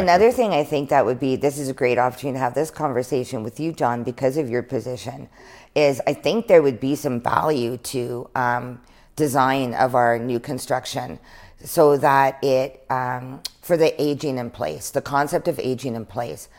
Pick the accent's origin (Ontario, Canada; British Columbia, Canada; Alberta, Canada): British Columbia, Canada; Prince George; growing up in Prince George